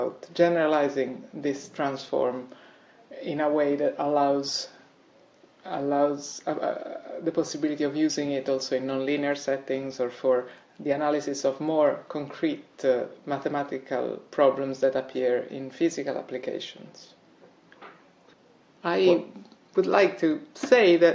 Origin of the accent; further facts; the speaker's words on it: Italy; moved away as an adult; also born or lived in Rome, Italy / United States; now in Reading, United Kingdom; I come originally from Italy and I did my first degree in Rome